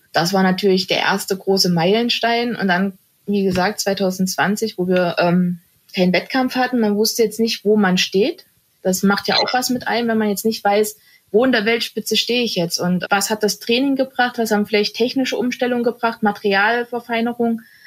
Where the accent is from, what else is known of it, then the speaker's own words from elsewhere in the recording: Germany; bei uns in Deutschland